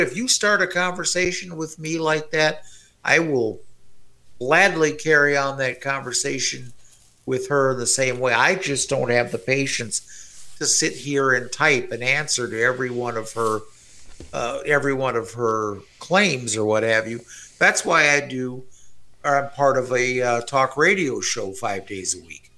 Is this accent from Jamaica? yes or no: no; Canada; As a Canadian